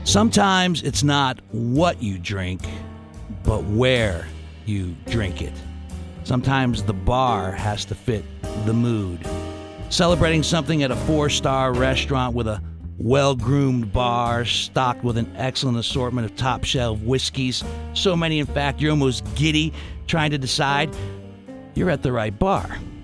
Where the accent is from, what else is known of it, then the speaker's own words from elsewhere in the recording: Steubenville, Ohio, United States; now in Columbus, United States; when I was growing up in Steubenville, Ohio